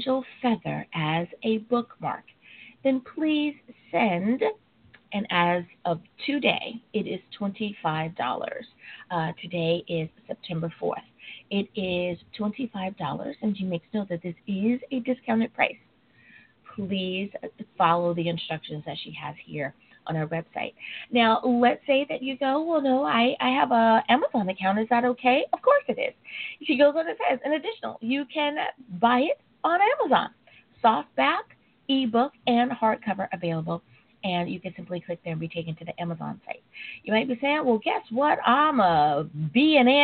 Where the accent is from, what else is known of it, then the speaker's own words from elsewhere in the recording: United States; also born or lived in Long Beach, California; my home country, the United States of America